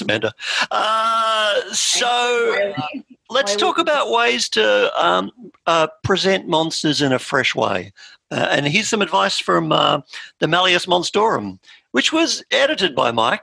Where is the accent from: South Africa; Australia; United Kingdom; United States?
Australia; we're Australian.